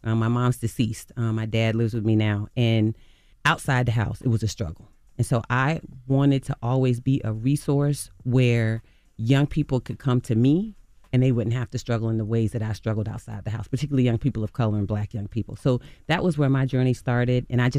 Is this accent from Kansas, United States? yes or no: no; Virginia Beach, Virginia, United States; It was my childhood. I grew up in Virginia Beach, Virginia. I'm from the same area as … and …, …, and ….